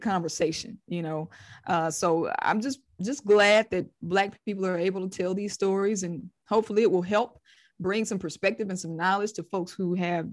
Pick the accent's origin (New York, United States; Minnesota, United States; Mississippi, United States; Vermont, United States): Mississippi, United States; my perspective on growing up in Mississippi